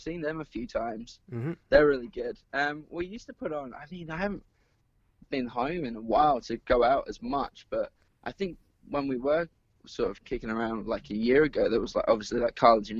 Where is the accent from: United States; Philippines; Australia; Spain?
Australia; Perth, Western Australia; growing up in Perth.